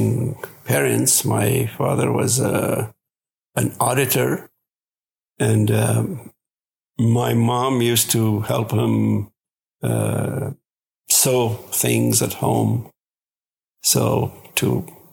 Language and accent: English; Baghdad, Baghdad Governorate, Iraq; born or raised there; English is a second language; moved away